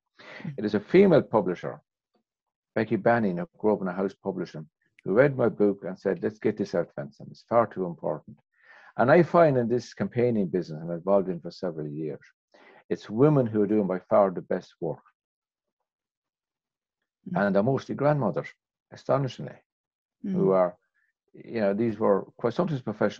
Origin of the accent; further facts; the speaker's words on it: Ireland; despite being an Irishman